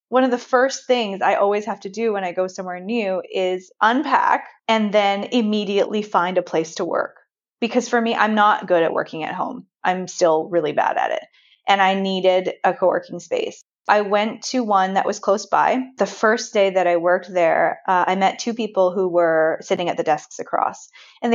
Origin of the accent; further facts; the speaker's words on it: Vancouver, British Columbia, Canada; moved away as an adult; I was born and raised in Vancouver.